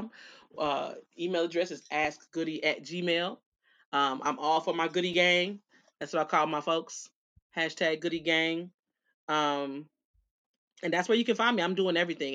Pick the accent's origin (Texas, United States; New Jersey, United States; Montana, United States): Texas, United States; Dallas; accent: Southern; I was born here. I was born at County at Parkland